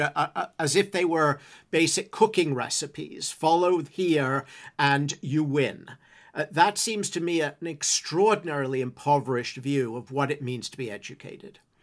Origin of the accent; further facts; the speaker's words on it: England, United Kingdom; moved away as an adult; I grew up in England